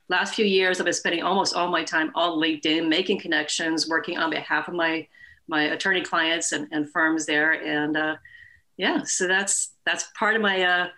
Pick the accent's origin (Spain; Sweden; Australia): Sweden; moved away as an adult; now in California, United States; I moved over from Sweden and wanted to go to school here in California, go to college